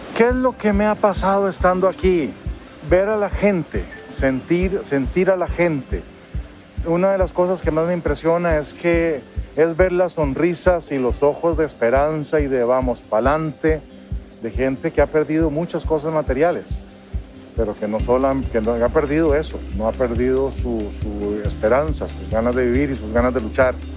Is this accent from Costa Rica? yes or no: yes; Costa Rica; also born or lived in Heredia, Costa Rica; soy de Costa Rica y en este momento estoy aquí en Ecuador